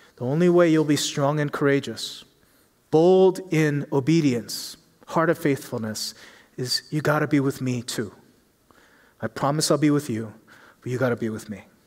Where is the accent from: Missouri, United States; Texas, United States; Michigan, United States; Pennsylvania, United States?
Pennsylvania, United States; Philadelphia; moved away; I grew up in Philly